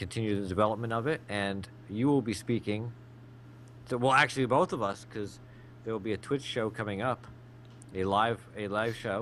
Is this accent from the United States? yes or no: yes; United States; I'm the American